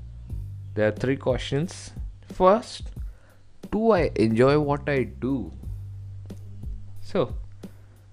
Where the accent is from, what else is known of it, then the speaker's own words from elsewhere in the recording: India; from India